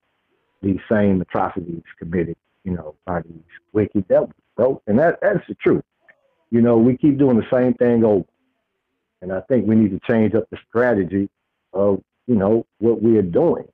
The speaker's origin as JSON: {"language": "English", "region": "Texas", "country": "United States", "said": "I'm from Texas."}